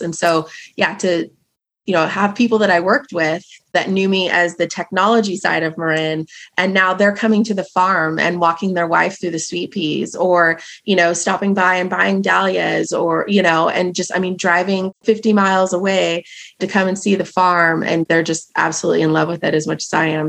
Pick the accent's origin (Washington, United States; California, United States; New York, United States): Washington, United States; Marysville; now in Stanwood, United States; So I was raised in Marysville, Washington, which is about 20 minutes away from here. So born and raised in the Pacific Northwest.